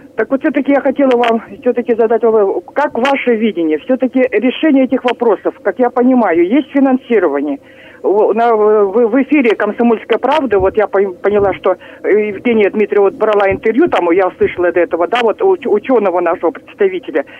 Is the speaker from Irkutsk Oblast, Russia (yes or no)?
yes; Irkutsk, Irkutsk Oblast, Russia; я как иркутянка